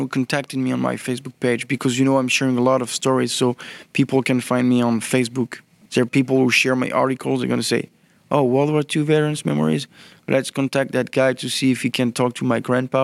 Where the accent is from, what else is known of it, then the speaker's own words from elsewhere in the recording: Normandy, France; I'm from Normandy